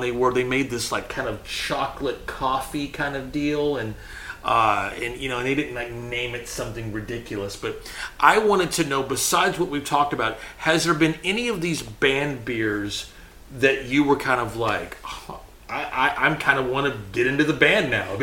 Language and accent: English; Texas, United States; I'm from Texas.